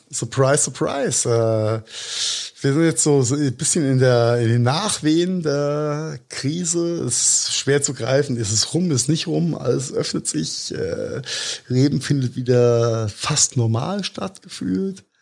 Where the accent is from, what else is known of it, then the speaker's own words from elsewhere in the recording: Rhineland-Palatinate, Germany; zwischen Pfalz und Rheinhessen gibt, weil Pfalz ist da, wo der Trump herkommt. Wir kommen aus